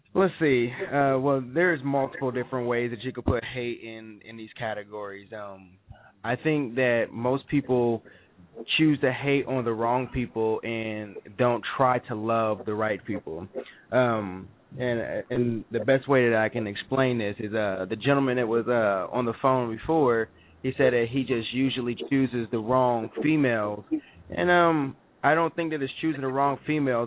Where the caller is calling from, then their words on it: Columbus, Ohio, United States; I'm calling from Columbus, Ohio